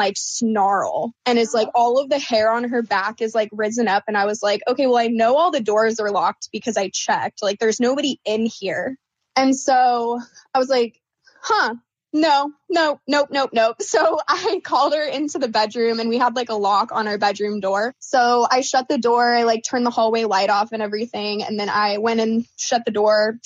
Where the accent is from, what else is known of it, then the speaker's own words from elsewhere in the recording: Oregon, United States; moved away as an adult; now in Phoenix, United States; I was born and raised in Oregon